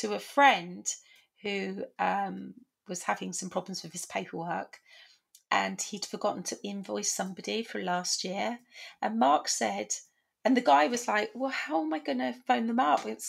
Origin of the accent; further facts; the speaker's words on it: United Kingdom; we're very British.